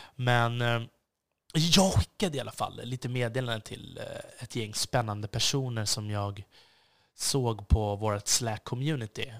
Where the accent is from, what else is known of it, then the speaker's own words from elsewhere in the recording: Stockholm, Stockholm County, Sweden; jag också ett ansvar som svensk och som stockholmare